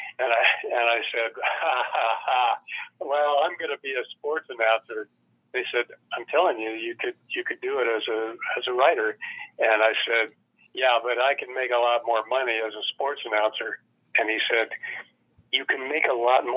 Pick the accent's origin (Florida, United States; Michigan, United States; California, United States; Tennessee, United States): California, United States; Redlands; also born or lived in Los Angeles; I grew up in a town called Redlands, east of Los Angeles by about 70 miles or so